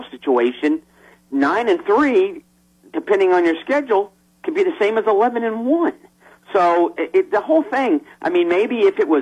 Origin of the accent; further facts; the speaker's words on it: Southeast, United States; I grew up in the Southeast. I went to my first SEC game in 1969.